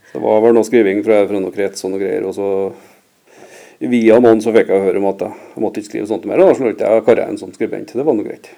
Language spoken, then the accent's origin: Norwegian; Røra, Trøndelag, Norway; jeg vokste opp på Røra